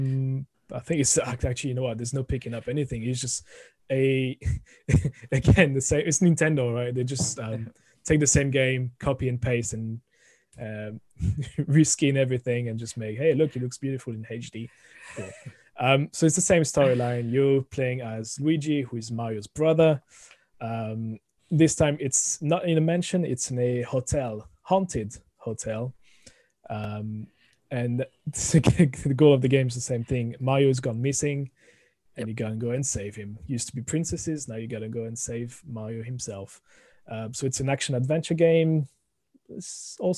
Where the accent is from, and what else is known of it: France; accent: thick French; moved away as an adult; also born or lived in United Kingdom